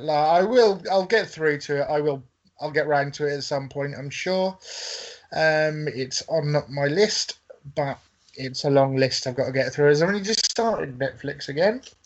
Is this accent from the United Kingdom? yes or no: yes; England, United Kingdom; I'm English